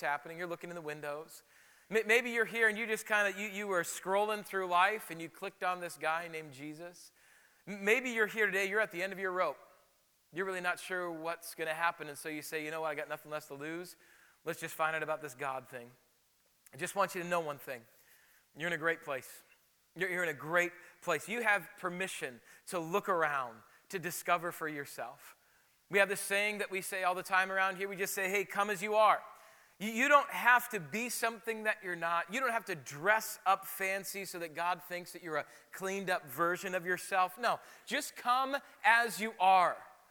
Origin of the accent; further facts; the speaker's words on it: South Dakota, United States; moved away; when I grew up in South Dakota